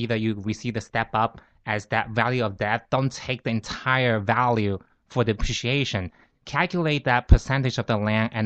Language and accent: English; Fuzhou area, Fujian, China; accent: Fuzhouese; English is a second language; now in New York, United States; I'm from mainland China. It's like near, it's a small island right across from Taiwan